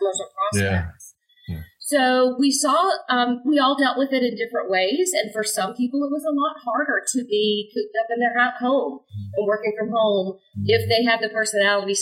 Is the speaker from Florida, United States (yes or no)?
yes; Jacksonville, Florida, United States; right here in my hometown, Jacksonville, Florida